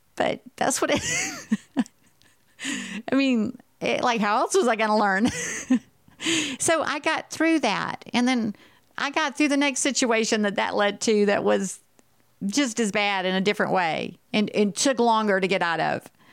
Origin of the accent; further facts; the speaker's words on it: Texas, United States; I'm from Texas